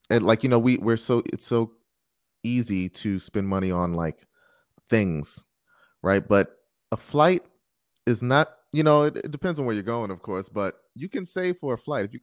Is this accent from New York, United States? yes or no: yes; New York, United States; I'm I'm a New Yorker, so it's like oh, I'm in a city.